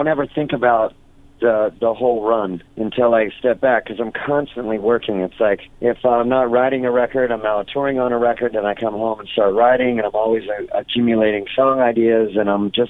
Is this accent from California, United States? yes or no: yes; Orange County, California, United States; also born or lived in Los Angeles, California; I grew up in Orange County, California. You know, I was born in L.A., grew up in Orange County, and then back to L.A. when I was 19